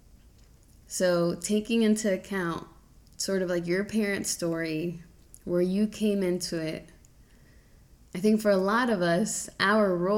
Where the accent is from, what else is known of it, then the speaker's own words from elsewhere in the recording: Charlotte, North Carolina, United States; accent: Southern twang; I was born in Charlotte, North Carolina, which is in the South. I sometimes got the Southern twang every now and then, but my parents actually met here in Charlotte